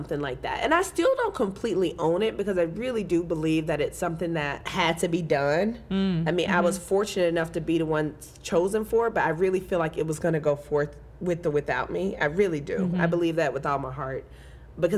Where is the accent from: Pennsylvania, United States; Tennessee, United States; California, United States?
Tennessee, United States; Memphis; I'm from Memphis.